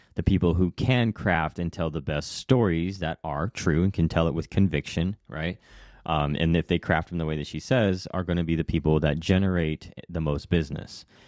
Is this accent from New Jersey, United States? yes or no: no; Hawaii, United States; moved away; I was raised in Hawaii, but I've come and gone two or three, three times